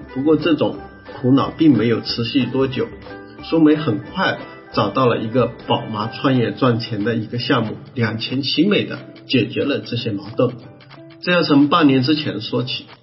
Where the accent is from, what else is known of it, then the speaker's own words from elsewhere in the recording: Ganzhou, Jiangxi, China; 我老家是江西赣州那边，是不是？那我们再小一点是南康啊